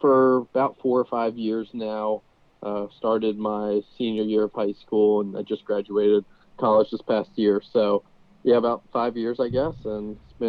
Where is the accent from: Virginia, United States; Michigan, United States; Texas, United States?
Virginia, United States; I grew up in Virginia, spent college there as well. So I've been there for basically my entire life